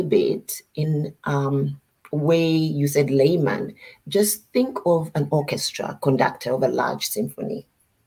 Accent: Uganda; moved away as an adult; now in United States; I am from Uganda, and I've lived in the US for most of my adult life

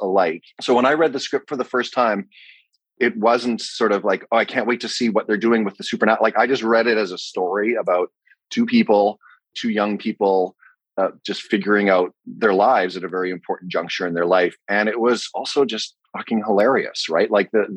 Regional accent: Vancouver, British Columbia, Canada; my hometown, Vancouver

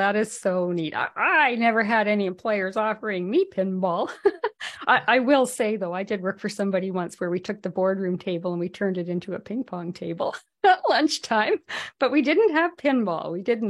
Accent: Whitehorse, Yukon, Canada; moved away; Now, I'm from the Yukon originally, from Whitehorse

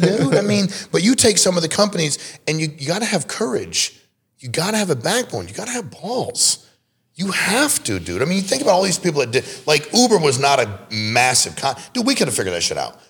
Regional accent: Connecticut, United States; I was born and raised in Connecticut

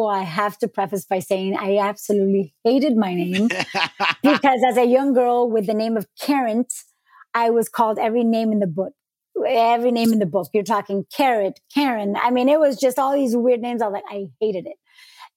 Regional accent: New York City, New York, United States; also born or lived in Colombia; now in Miami, United States; I was born in Queens

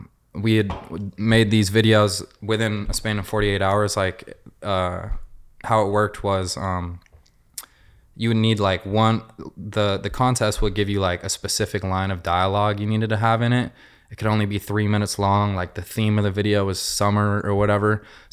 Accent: Seattle, Washington, United States; now in Los Angeles, United States; Seattle, Washington.

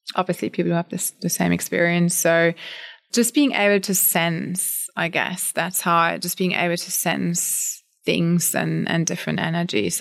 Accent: Germany; moved away as an adult; now in Australia; I'm born and raised in Germany. I came over to Australia when I was about thirty.

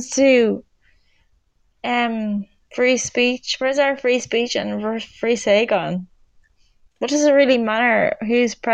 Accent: Ireland; Oh, you're from the USA. I'm from Ireland.

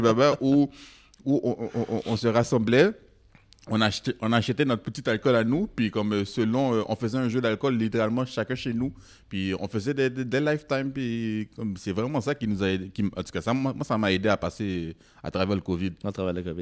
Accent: Quebec, Canada; je suis né ici. Moi, moi je, suis comme toi. Là. Je ne suis, pas, je suis pas moins québécois que toi

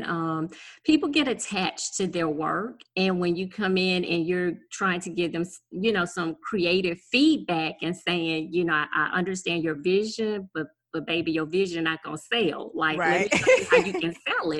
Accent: Gonzales, Louisiana, United States; I am from South Louisiana. So I'm 60 miles outside of New Orleans

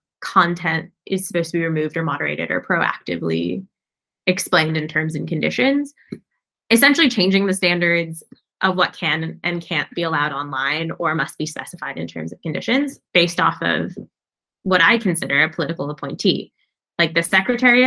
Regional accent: United States; I, as an American

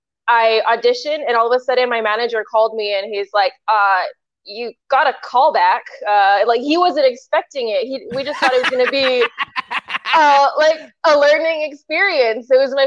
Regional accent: El Paso, Texas, United States; El Paso, Texas.

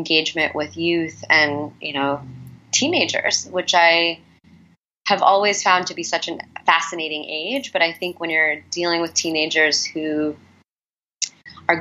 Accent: New York, United States; also born or lived in Illinois / Alabama / Texas / Missouri; I grew up in a suburb outside of the city, and the city was where my family went and to visit their other family.

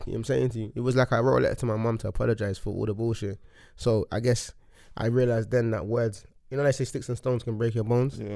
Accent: London, United Kingdom; I grew up in Hackney, and then I moved around a lot with my mum

